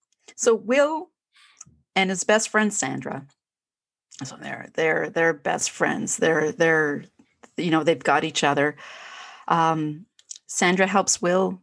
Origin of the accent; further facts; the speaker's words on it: Canada; I'm Canadian